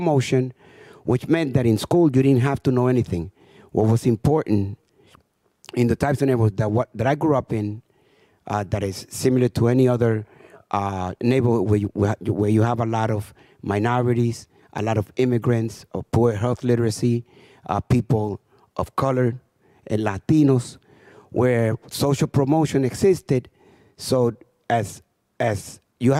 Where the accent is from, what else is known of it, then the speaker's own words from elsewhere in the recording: Santo Domingo, Dominican Republic; now in New York, United States; I was left in the Dominican Republic, and my mother came to New York in 1960. For the next 4 years, I didn't even realize that my mother was gone, because I lived with a lot of extended family in a poor community